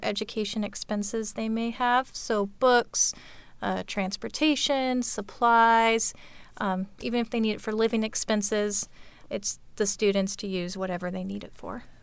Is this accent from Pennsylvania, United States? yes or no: no; Auburn, Washington, United States; I'm actually from Auburn. Uh, grew up, moved here when I was five. Uh, grew up in the Auburn School District